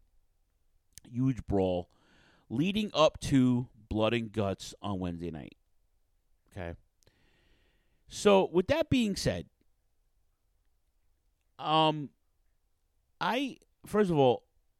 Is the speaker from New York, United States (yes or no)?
yes; New York City, New York, United States; Queens, shout out to Queens, my hometown